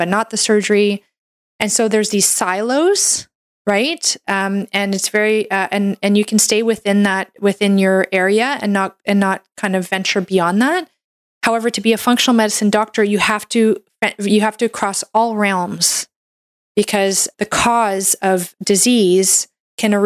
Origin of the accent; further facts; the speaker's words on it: Canada; I'm a Canadian medical doctor